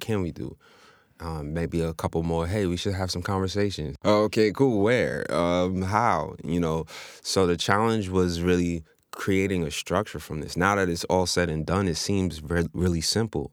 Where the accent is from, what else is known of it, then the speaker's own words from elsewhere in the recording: New York City, New York, United States; born and raised in Queens.